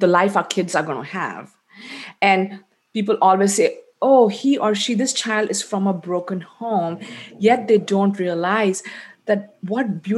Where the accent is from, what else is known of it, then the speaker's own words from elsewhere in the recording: India; I'm Indian